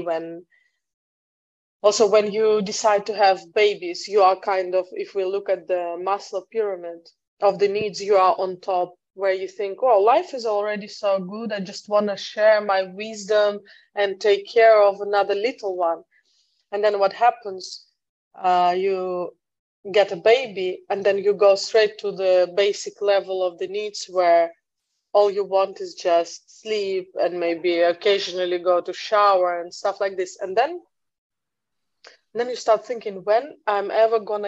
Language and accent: English; Russia; moved away as an adult; also born or lived in United Kingdom; now in Netherlands; So I'm originally from Russia. I'm living abroad for the last 10 years almost.